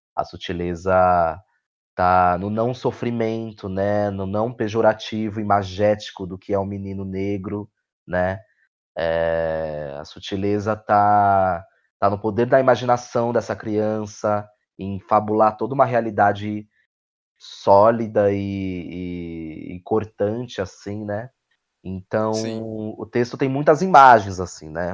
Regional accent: São Paulo, Brazil; sou de Goianazes, extremo leste de São Paulo

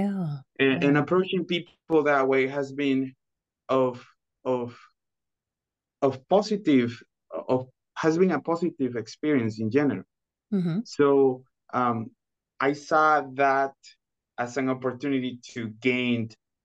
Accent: Los Anastasios, Chiriquí, Panama; English is a second language; moved away as an adult; now in Arkansas, United States; So, originally, I am from Panama. I am from a small town in the province of Chiriquí called Los Anastasios

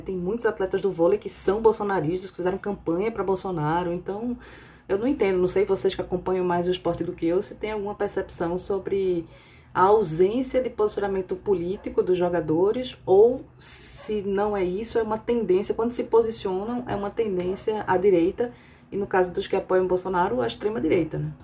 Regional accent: Brazil; moved away; sendo brasileira

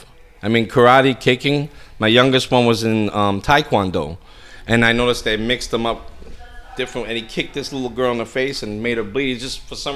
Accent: New York City, New York, United States; moved away as an adult; now in Florida, United States; growing up in the Bronx was a little tough.

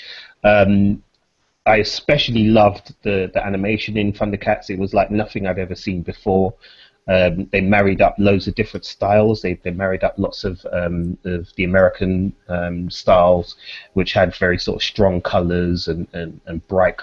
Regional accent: London, United Kingdom; I grew up in Peckham in the early 90s.

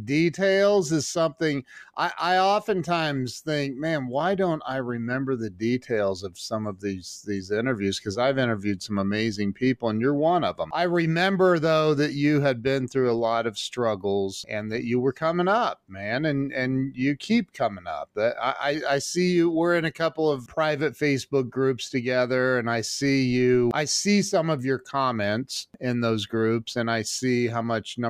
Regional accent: Northwest Ohio, United States; I was born in Northwest Ohio

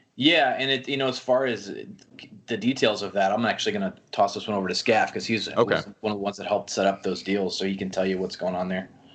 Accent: outside Cleveland, Northeast Ohio, United States; also born or lived in Seattle; now in Orange County, United States; I grew up in Northeast Ohio uh, and basically in the sticks. So it was a little bit outside Cleveland

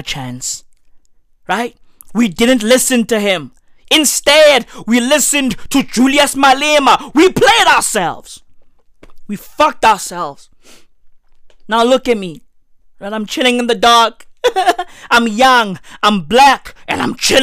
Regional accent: South Africa; I'm South African

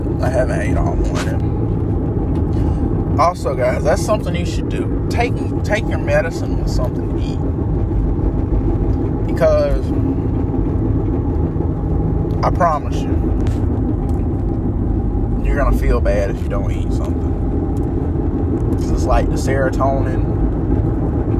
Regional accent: Fairfield County, South Carolina, United States; now in Columbia, United States; I'm from Fairfield County

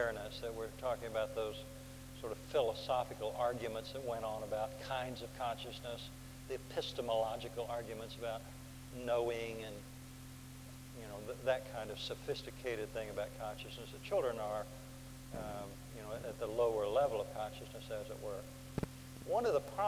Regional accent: Oklahoma, United States; accent: Oklahoma; my Oklahoma accent

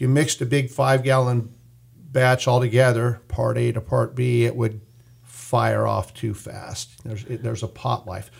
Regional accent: Bakersfield, California, United States; Born and raised in Bakersfield.

